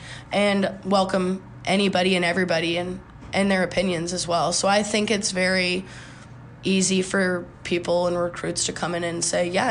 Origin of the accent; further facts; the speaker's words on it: 45 minutes from Bloomington, Illinois, United States; now in Bloomington, United States; My hometown's not that far either. I'm only like 45 minutes